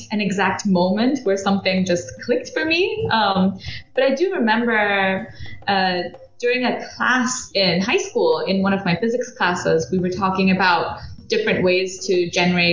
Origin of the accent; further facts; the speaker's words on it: Belgium; moved away as an adult; also born or lived in United Kingdom; I grew up in Belgium, did my undergraduate studies in the UK at Imperial College in mechanical engineering